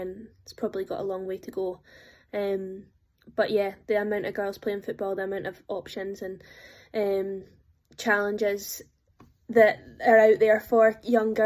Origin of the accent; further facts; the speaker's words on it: Dunblane, Scotland, United Kingdom; I'm from Dunblane, so we're a tennis town